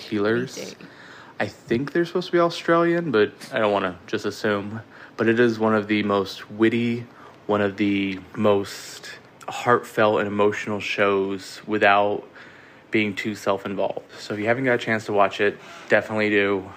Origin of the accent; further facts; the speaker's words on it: Connecticut, United States; I am from Connecticut